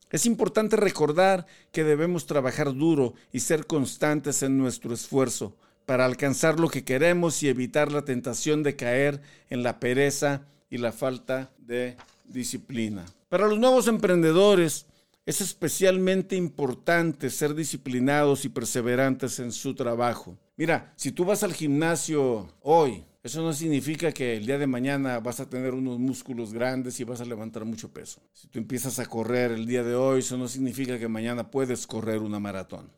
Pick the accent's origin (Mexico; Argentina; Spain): Mexico; Tampico, Tamaulipas; yo soy de la costa, yo soy de Tampico, Tamaulipas